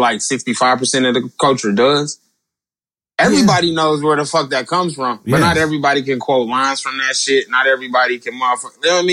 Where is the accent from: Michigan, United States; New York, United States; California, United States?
Michigan, United States; Detroit; I'm from the west side all day, nigga. I'm from Joy Road all fucking day